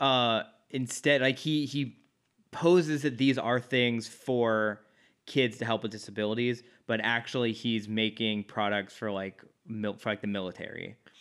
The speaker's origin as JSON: {"language": "English", "region": "Midwest", "country": "United States", "moved": "yes", "lives_now": "Los Angeles, United States", "said": "I'm from the Midwest."}